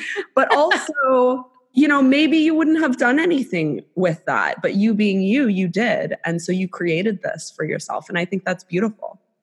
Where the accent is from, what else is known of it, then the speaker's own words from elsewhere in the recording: South Florida, United States; I'll say that I'm from Florida